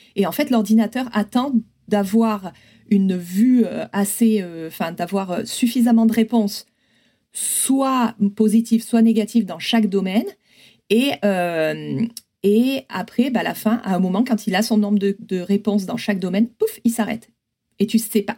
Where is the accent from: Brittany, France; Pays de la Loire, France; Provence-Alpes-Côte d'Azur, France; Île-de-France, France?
Provence-Alpes-Côte d'Azur, France; moved away as an adult; also born or lived in Grenoble; now in San Francisco, United States; je suis originaire des Hautes-Alpes